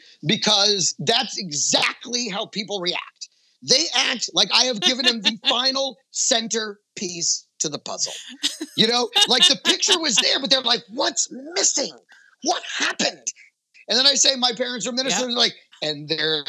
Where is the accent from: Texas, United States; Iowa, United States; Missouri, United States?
Texas, United States; Dallas; moved away; also born or lived in San Jose, California; I was raised in Dallas, Texas. Dallas is really where I kind of grew up.